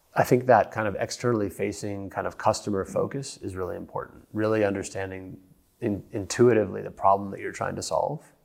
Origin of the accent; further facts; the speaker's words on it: United States; accent: American; moved away as an adult; now in London, United Kingdom; as you can tell by my funny accent, I'm an American